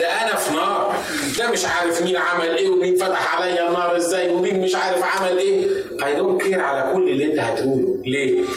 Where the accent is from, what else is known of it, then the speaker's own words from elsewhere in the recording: Egypt; بالنسبه لنا كان في مصر زمان